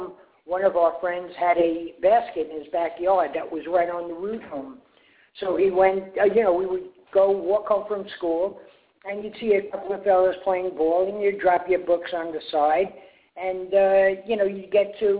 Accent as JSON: {"language": "English", "town": "New York City", "region": "New York", "country": "United States", "tie": "born or raised there", "moved": "yes", "said": "growing up in Brooklyn was we had all nationalities"}